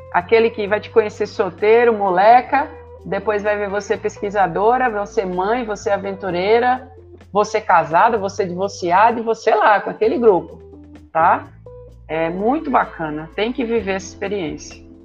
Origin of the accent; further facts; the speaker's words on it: Recife, Pernambuco, Brazil; Eu cresci em Recife e depois mudei para um sítio